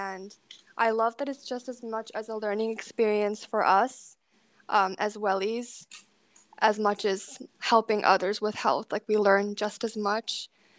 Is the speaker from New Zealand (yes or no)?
no; India; I'm from India, and I'm a junior.